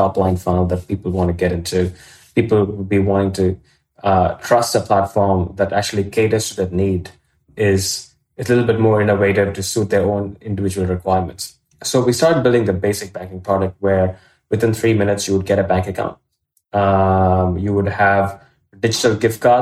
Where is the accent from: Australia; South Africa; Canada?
Australia; also born or lived in India; I was born in India. I grew up in Australia, did law and economics at university